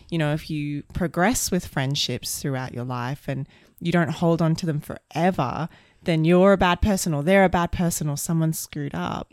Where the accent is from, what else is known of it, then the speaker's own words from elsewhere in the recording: Brisbane, Queensland, Australia; moved away; also born or lived in London / Sydney; we're from Queensland and Brisbane